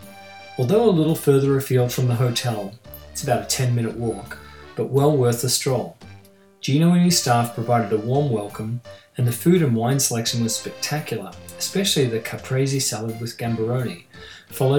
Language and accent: English; Australia; since I was a young boy growing up in Australia